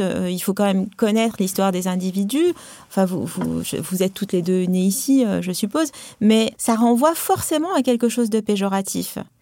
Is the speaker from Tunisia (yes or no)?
yes; Tunisia; now in France; Moi, je suis une immigrée. Hein. moi, j'ai grandi euh, en Afrique du Nord, je parle arabe, j'ai une culture arabe, je, enfin, voilà, tunisienne